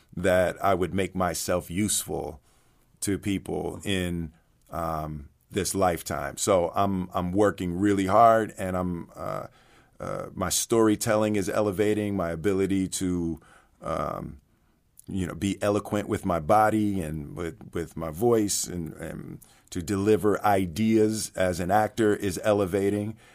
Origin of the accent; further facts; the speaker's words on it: Philadelphia, Pennsylvania, United States; I grew up in Philly